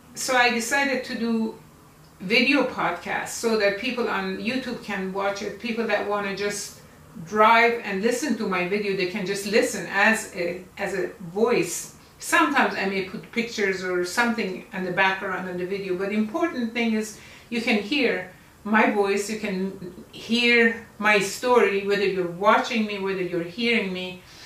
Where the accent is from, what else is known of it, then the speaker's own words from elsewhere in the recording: Iran; moved away as an adult; also born or lived in United States / Egypt; now in Malaysia; I was born in Iran in 1947, makes me 73 years old at this time, 2020